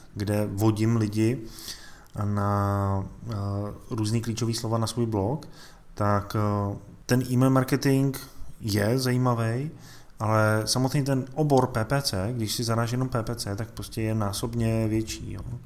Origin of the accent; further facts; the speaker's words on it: Czechia; tady u nás v Čechách